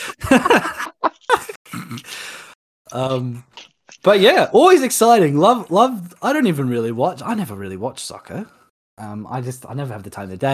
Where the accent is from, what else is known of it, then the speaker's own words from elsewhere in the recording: Australia; as an Australian